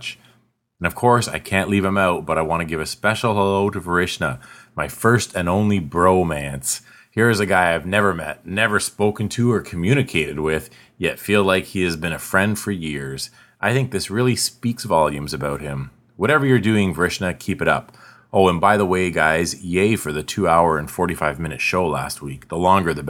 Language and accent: English; Canada; accent: northern; I'm Canadian and you just aren't used to my smooth and silky northern accent.